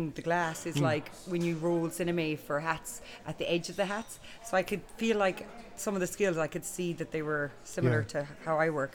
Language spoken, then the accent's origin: English; Boston, Tubber, County Clare, Munster, Ireland; now in Dublin, Ireland; I'm from Boston Tubber